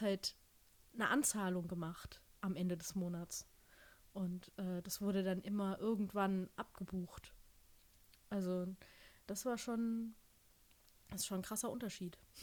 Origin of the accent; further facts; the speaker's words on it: Germany; also born or lived in United States; ich bin aus Deutschland, ich arbeite